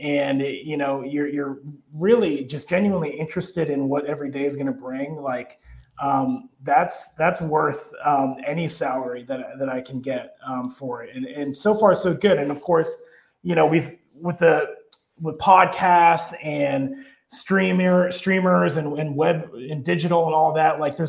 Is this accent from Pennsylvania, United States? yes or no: yes; Erie, Pennsylvania, United States; moved away as an adult; also born or lived in Marshalltown, Iowa / Chicago; my hometown of Erie, Pennsylvania